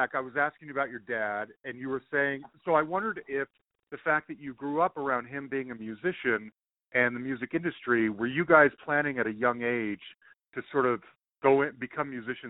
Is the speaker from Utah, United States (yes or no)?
yes; Salt Lake City, Utah, United States; I grew up in Salt Lake City, Utah.